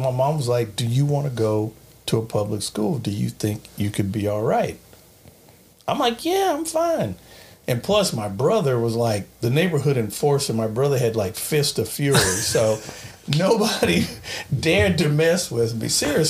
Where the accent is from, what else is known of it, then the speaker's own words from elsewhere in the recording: Long Beach, California, United States; It was great. I mean, I grew up in Long Beach. It was funny. I went at one time to a Catholic school in Long Beach. It was kind of a private school.